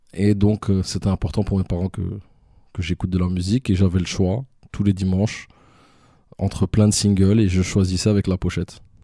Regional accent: Brussels, Brussels-Capital Region, Belgium; also born or lived in Canada; je suis de Watermal Boisfort, mais je suis principalement du Driz. C'est un quartier de Watermal Boisfort

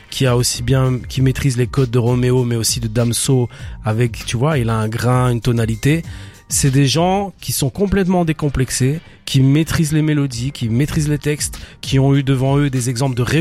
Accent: Belgium; belges, c'est une plus-value même, tu vois.

